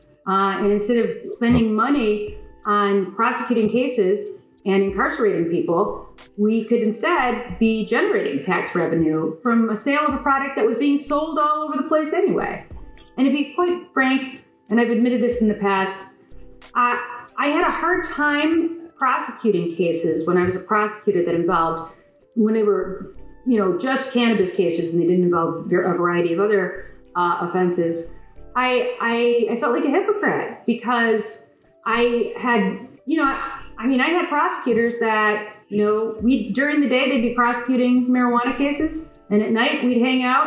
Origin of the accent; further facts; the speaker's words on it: West Bloomfield, Michigan, United States; I'm a lifelong Michigander. I grew up in West Bloomfield